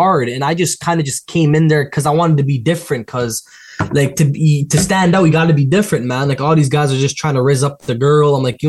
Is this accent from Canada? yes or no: yes; Toronto, Ontario, Canada; I want to be someone in Toronto, bro. Like, I want Toronto behind my back. I'm from the city.